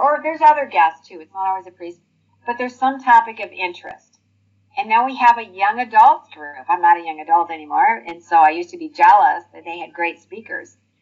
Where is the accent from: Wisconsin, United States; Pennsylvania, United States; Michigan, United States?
Michigan, United States; Detroit; moved away; I'm originally from Detroit, Michigan, and we've lived in a few other states, but we've been here for 28 years.